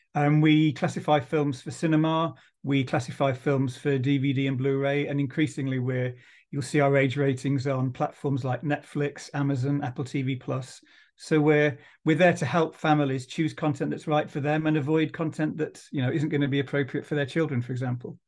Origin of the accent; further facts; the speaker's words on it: Dudley, West Midlands, United Kingdom; I'm from Dudley